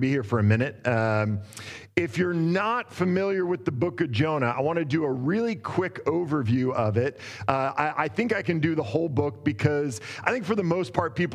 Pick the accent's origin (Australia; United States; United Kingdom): United States; Boring, Oregon; moved away as an adult; also born or lived in Portland, Oregon; now in Los Angeles, United States; I grew up in Boring, and I was born in Southeast Portland.